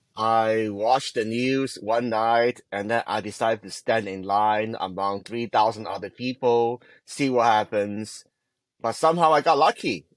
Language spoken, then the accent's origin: English; Hong Kong; moved away; I grew up in Hong Kong